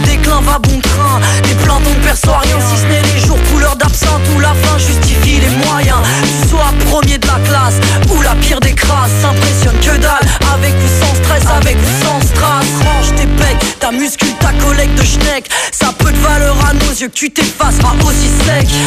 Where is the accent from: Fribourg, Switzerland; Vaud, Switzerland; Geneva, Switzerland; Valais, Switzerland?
Vaud, Switzerland; Lausanne; j'ai 30 ans, je viens de Lausanne, je travaille à Genève